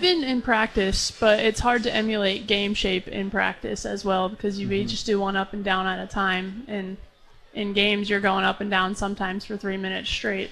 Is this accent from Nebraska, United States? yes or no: yes; Lincoln, Nebraska, United States; moved away; back in Lincoln in my hometown